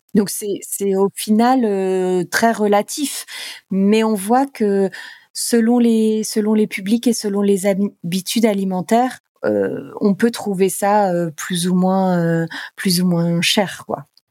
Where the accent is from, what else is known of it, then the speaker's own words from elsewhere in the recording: Normandy, France; also born or lived in Paris; moi je suis normande